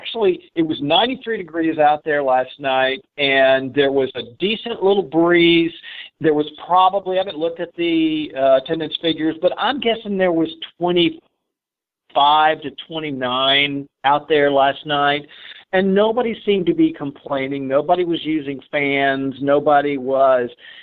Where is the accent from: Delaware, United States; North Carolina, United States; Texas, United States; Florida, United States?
Texas, United States; Dallas; I grew up in Dallas